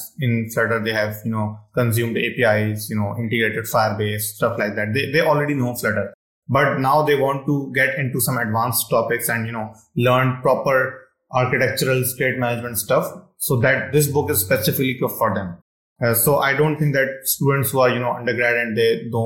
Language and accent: English; Pakistan; English is a second language; I'm from Pakistan.